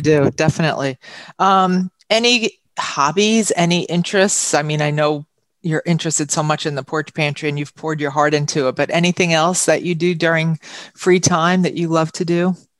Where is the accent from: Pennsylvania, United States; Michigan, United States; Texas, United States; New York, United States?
New York, United States; Huntington; moved away as an adult; now in Glen Cove, United States; I was born and raised in Huntington, but I've been here now about 32 years.